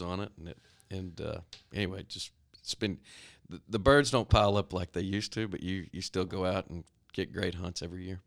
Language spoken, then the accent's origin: English; Stephenville, Texas, United States; I grew up in Stephenville, Texas. Still live there